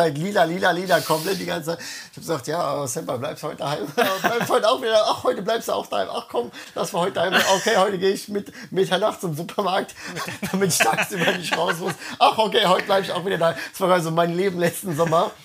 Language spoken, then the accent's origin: German; Germany; now in Tokyo, Japan; bei uns in Deutschland